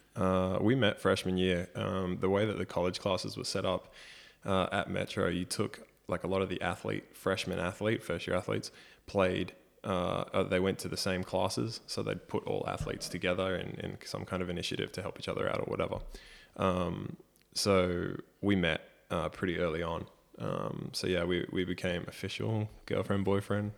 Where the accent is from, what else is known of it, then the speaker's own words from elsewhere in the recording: Brisbane, Queensland, Australia; I copped a lot from the family supporting Queensland growing up in Brisbane